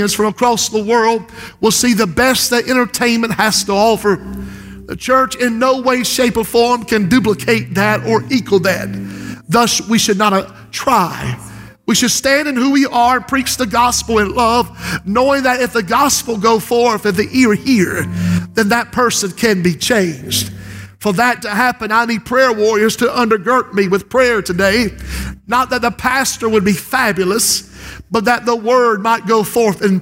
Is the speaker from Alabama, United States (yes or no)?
no; Society Hill, South Carolina, United States; when I was growing up in Society Hill, we barely had a telephone